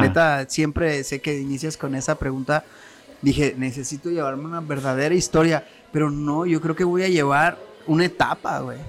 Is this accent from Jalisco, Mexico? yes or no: yes; Tonalá, Jalisco, Mexico; also born or lived in Mexico City; now in Zapotlanejo, Mexico; yo soy nacido del Distrito Federal antes, ahorita Ciudad de México, pero a los 6 años nos vinimos a Guadalajara. Entonces, yo de los 6 años yo vivía en Tonalá